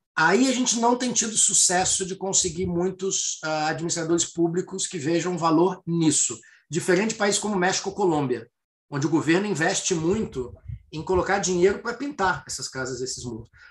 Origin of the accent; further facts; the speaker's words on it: Rio de Janeiro, Brazil; Eu sou carioca